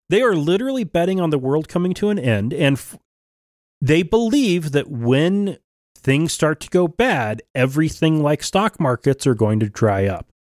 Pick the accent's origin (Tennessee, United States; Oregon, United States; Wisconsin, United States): Oregon, United States; now in Idaho, United States; growing up in Oregon